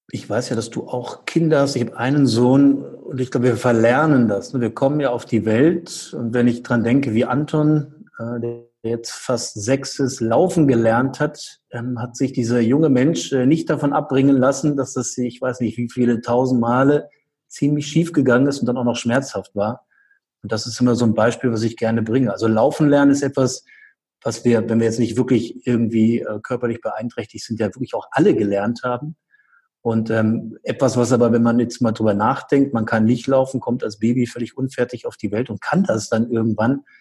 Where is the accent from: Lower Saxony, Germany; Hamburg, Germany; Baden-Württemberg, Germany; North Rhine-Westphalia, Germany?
Lower Saxony, Germany; Göttingen; in Göttingen, also hier in meiner Heimatstadt